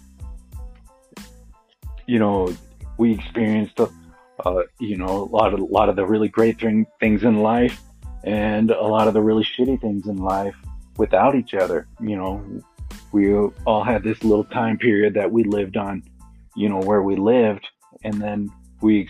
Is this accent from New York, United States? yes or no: no; Milliken, Colorado, United States; moved away; growing up on South Norma in Millican, Colorado